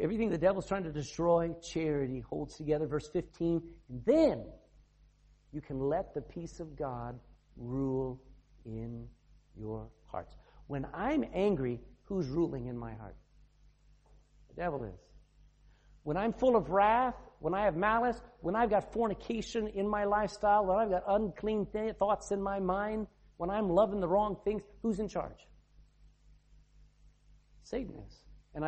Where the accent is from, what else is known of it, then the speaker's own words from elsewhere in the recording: the South, United States; moved away as an adult; now in Ireland; I'm from the South